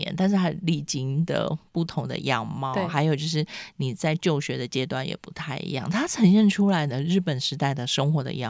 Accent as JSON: {"language": "Chinese", "region": "Penghu County", "country": "Taiwan", "tie": "born or raised there", "said": "因为我们其实你知道，在澎湖长大，就爸妈去工作，你每天就是要跟阿公阿妈相处，阿公阿妈就会讲古给你听啊"}